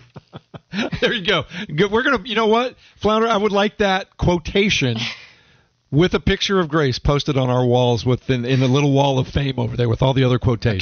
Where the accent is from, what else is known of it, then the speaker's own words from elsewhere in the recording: Denver, Colorado, United States; moved away as an adult; now in Charlotte, United States; I spent the first you know 25 of the first 30 years of my life growing up in the Denver metro area in Denver, Colorado